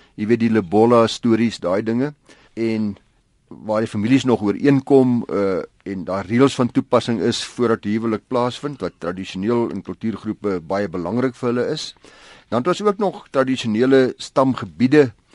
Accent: South Africa; ons as Suid-Afrikaners

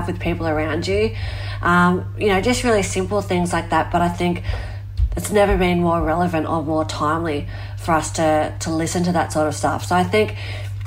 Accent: Australia; my hometown where I live was surrounded by fire

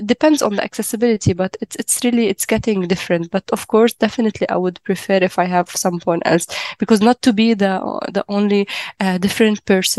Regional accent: Lebanon; I am from Lebanon. I am a person with a physical disability. I have upper limb amputation. I am 29 years old.

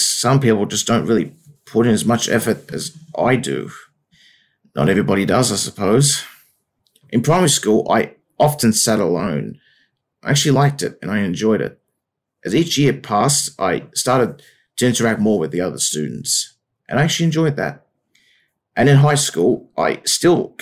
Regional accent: Wollongong, New South Wales, Australia; I grew up in Wollongong my whole life. Wollongong is a coastal town down on the south coast of New South Wales, Australia.

